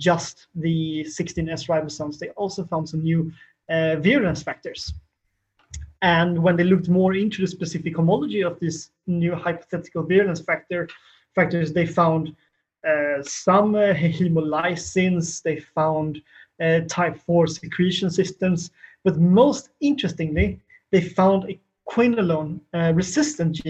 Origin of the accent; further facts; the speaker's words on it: Kungälv, Västra Götaland, Sweden; my hometown of Kungälv